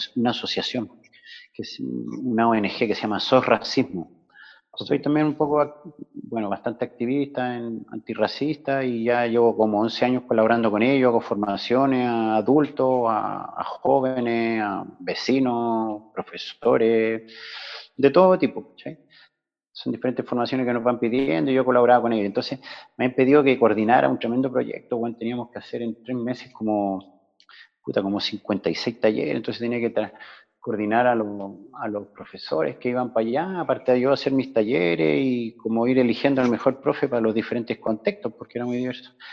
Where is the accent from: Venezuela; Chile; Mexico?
Chile; moved away as an adult; now in Barcelona, Spain; salí de Chile el 21 de julio, pero pasé el verano en Inglaterra y en Suecia y caí por acá en octubre. O sea que en octubre de este año cumplo 20 años en, Cataluña, en Barcelona